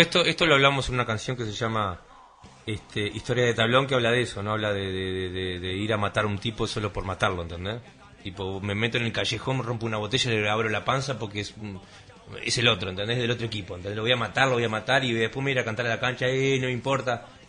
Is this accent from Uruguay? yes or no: yes; Uruguay; uno como, uruguayo